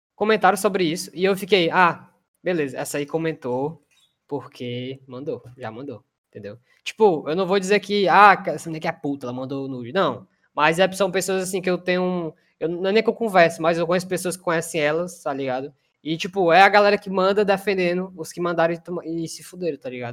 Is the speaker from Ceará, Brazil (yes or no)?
yes; Fortaleza, Ceará, Brazil; a gente é de Fortaleza